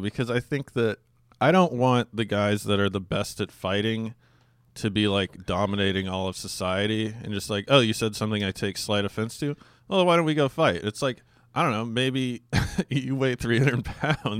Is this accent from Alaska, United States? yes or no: yes; Alaska, United States; where I grew up in Alaska